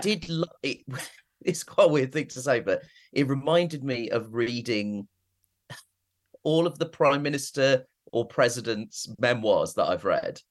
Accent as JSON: {"language": "English", "country": "United Kingdom", "tie": "born or raised there", "said": "I am British and was born in Britain"}